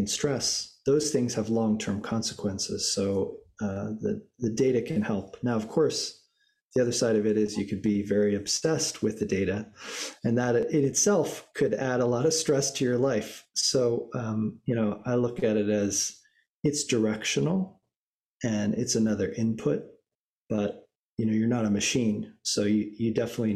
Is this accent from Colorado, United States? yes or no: yes; Boulder, Colorado, United States; growing up in Boulder, Colorado, and really getting exposed to sport at an early age